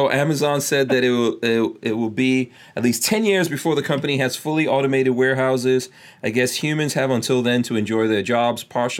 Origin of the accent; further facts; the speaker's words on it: New York, United States; moved away; So when I was growing up in New York and I would go to the airport to pick up someone